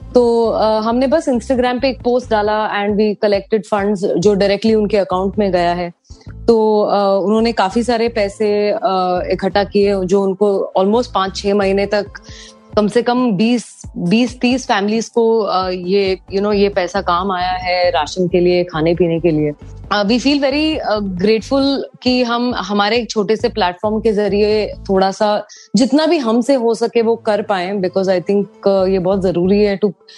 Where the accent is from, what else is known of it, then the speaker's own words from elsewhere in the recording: Mumbai, Maharashtra, India; मैं मुंबई से हूँ यहीं पे पली बड़ी हूँ